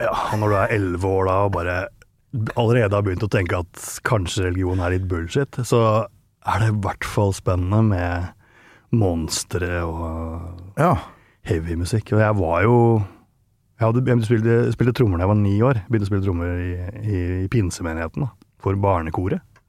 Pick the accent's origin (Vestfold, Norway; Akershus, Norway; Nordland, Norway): Akershus, Norway; Langhus; moved away as an adult; now in Nittedal, Norway; jeg vokste opp i Follo